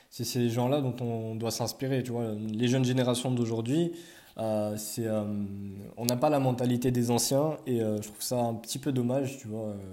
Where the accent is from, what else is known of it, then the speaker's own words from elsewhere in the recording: France; ouais, je suis français, mais c'est même pas ça le problème